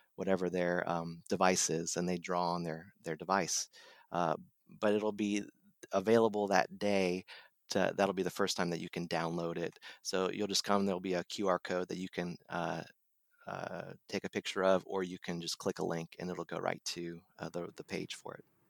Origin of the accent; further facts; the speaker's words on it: Dayton, Ohio, United States; now in North Carolina, United States; I'm from Ohio, from the Dayton area